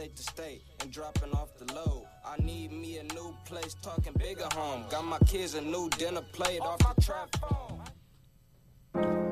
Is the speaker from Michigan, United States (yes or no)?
no; Toledo, Ohio, United States; I'm from Toledo